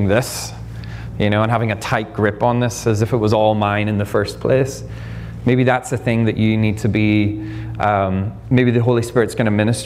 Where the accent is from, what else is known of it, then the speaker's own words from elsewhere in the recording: Ireland; moved away as an adult; now in United States; I'm Irish